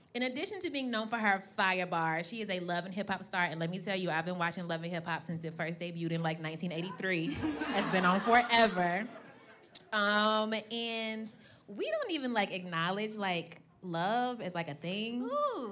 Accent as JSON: {"language": "English", "region": "Kentucky", "country": "United States", "moved": "yes", "lives_now": "Brooklyn, United States", "said": "neither of us are originally from New York. I'm from Kentucky."}